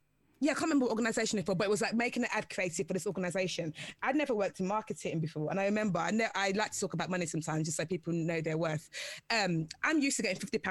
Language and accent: English; London, United Kingdom; I'm from London.